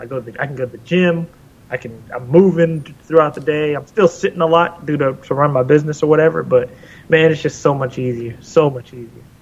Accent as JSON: {"language": "English", "town": "Portland", "region": "Oregon", "country": "United States", "tie": "born or raised there", "moved": "yes", "said": "I grew up in Portland, Oregon"}